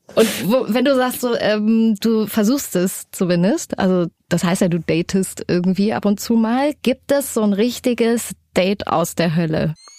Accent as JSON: {"language": "German", "town": "Erfurt", "region": "Thuringia", "country": "Germany", "tie": "born or raised there", "moved": "yes", "lives_now": "Hamburg, Germany", "said": "Ich bin in so einem Plattenbau groß geworden in Erfurt, in so einer ziemlich heftigen Gegend"}